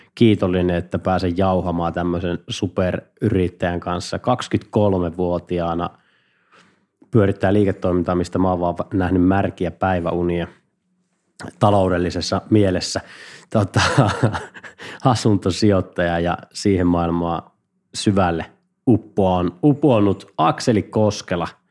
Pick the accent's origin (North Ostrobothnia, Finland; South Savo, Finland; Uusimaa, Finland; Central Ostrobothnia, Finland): South Savo, Finland; Mikkeli; kun mä oon Mikkelistä